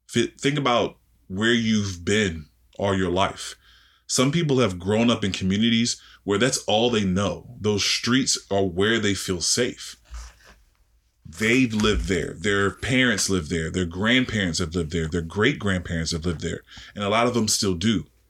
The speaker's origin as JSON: {"language": "English", "town": "Washington", "region": "District of Columbia", "country": "United States", "tie": "born or raised there", "said": "me being from D C, you know, that's my hometown."}